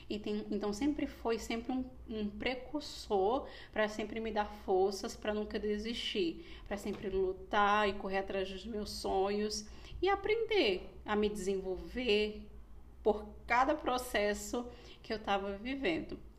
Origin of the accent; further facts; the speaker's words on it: Pernambuco, Brazil; also born or lived in Rio de Janeiro; e eu sou pernambucana. E a gente ficou muito nesse impasse. Moramos muito tempo em Pernambuco, muito tempo no Rio de Janeiro.